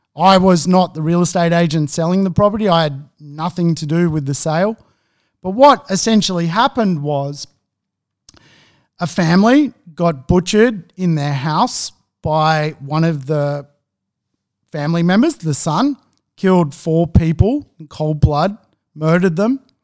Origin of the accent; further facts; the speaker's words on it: Sydney, New South Wales, Australia; moved away as an adult; also born or lived in Gothenburg, Sweden; I grew up in Beverly Hills nine oh two one oh